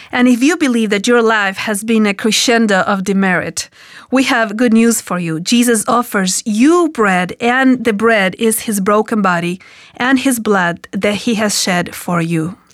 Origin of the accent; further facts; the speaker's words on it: Argentina; accent: Hispanic; English is a second language; moved away